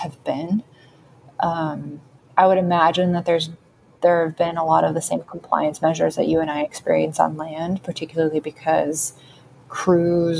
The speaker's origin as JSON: {"language": "English", "town": "Sacramento", "region": "California", "country": "United States", "tie": "born or raised there", "moved": "yes", "said": "I loved growing up in Sacramento"}